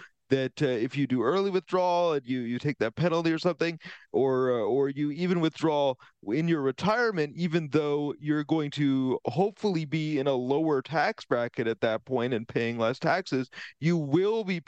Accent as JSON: {"language": "English", "town": "Vancouver", "region": "British Columbia", "country": "Canada", "moved": "yes", "said": "I'm originally from Vancouver."}